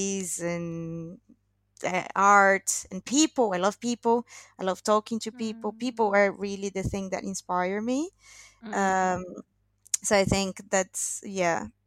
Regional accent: Brazil; English is a second language; moved away as an adult; also born or lived in England; now in London, United Kingdom; it's been like 4 years now since I left Brazil

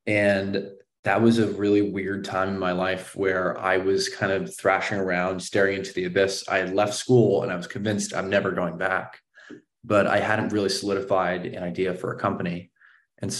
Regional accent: Palo Alto, California, United States; also born or lived in San Francisco; I grew up in Palo Alto

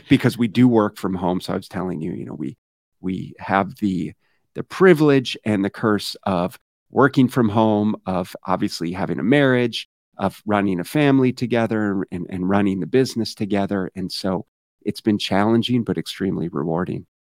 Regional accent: Minneapolis, Minnesota, United States; now in Arizona, United States; I grew up in Minneapolis, Minnesota

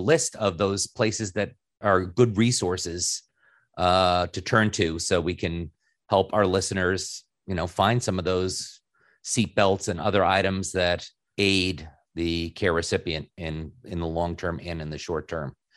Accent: New York City, New York, United States; I grew up in New York City at the height of when the air and the environment was the absolute worst

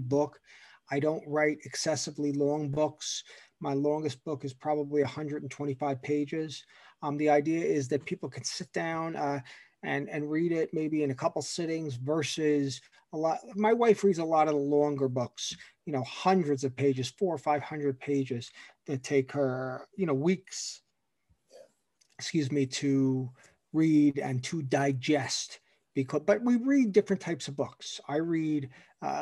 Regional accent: Long Island, New York, United States; also born or lived in Ohio; now in New York, United States; I grew up on Long Island. I was born in New York City

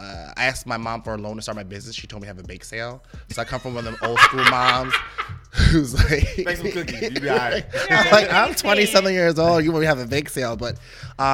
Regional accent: New York, United States; now in Philadelphia, United States; I'm originally from New York, but I live in Philly now

